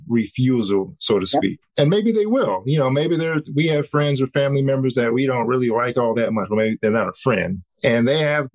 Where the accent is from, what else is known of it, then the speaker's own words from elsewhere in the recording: Cincinnati, Ohio, United States; Cincinnati, my hometown